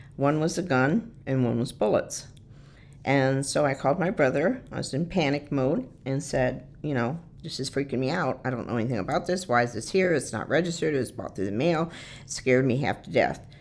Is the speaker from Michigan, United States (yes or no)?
yes; Detroit, Michigan, United States; moved away; I was born and raised in the Detroit area in Michigan